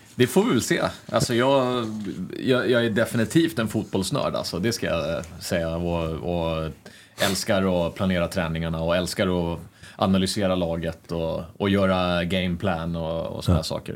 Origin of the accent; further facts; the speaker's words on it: Sweden; moved away as an adult; also born or lived in Denmark; now in Norway; jag kommer ju från Sverige